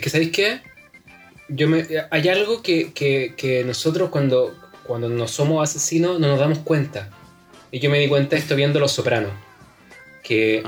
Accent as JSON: {"language": "Spanish", "town": "San Antonio", "region": "Valparaíso", "country": "Chile", "tie": "born or raised there", "said": "Yo nací en San Antonio"}